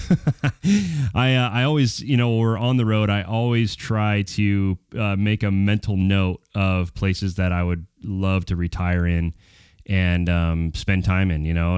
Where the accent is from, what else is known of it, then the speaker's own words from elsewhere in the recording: Prescott, Arizona, United States; I was born in Prescott, Arizona